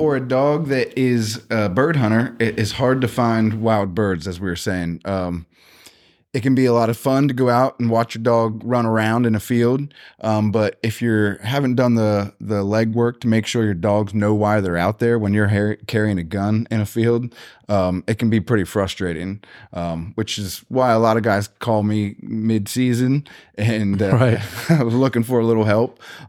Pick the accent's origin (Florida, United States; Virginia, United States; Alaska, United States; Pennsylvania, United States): Pennsylvania, United States; Gettysburg; I'm from Gettysburg, Pennsylvania